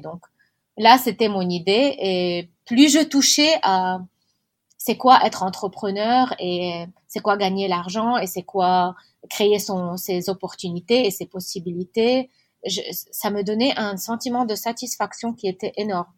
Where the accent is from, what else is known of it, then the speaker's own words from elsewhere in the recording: Beirut, Beirut Governorate, Lebanon; Je suis née à Beyrouth, en particulier à Achrafieh, c'est un quartier très beau de Beyrouth.